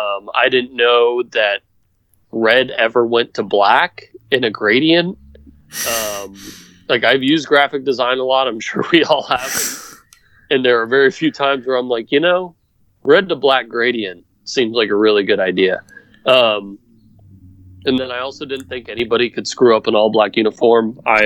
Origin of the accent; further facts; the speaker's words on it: Atlanta, Georgia, United States; I'm from Atlanta